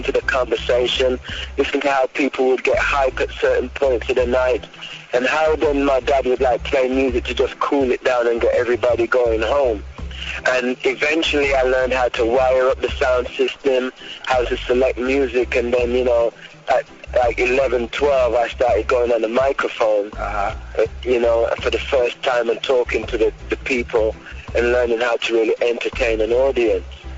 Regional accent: Birmingham, West Midlands, United Kingdom; also born or lived in London; I was born in London, but I moved to Birmingham, which is a kind of like the second city, but kind of country too. So I moved to that place when I was 8.

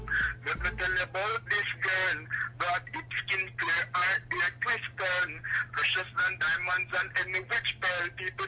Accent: Kingston, Saint Andrew, Jamaica; As you know, I come from Maxfield, a small garrison in Jamaica, Kingston 13, you know what I'm saying?

